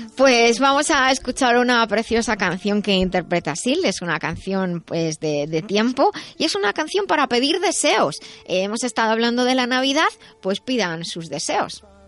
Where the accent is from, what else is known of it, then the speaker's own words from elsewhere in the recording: Madrid, Community of Madrid, Spain; yo soy de Madrid